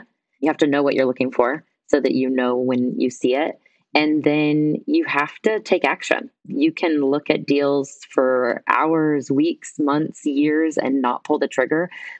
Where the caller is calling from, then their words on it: Guatemala; Right now I'm calling in from Guatemala.